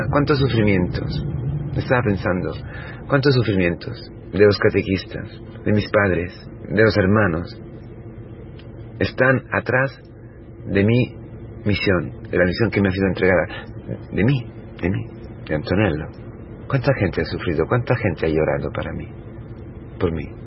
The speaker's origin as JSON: {"language": "Spanish", "country": "Italy", "second_language": "Spanish", "moved": "yes", "said": "siendo italiano"}